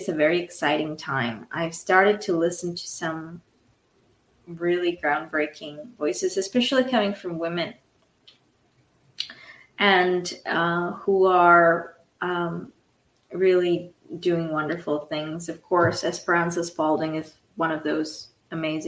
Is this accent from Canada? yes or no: no; India; moved away; I was born in India, so I grew up with 90-degree weather